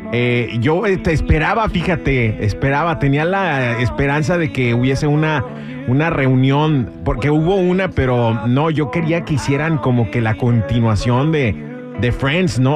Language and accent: Spanish; Guadalajara, Jalisco, Mexico; en mi tierra, Guadalajara, Guadalajara